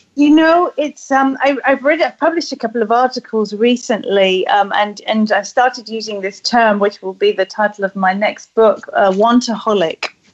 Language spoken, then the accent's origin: English; England, United Kingdom; being a Brit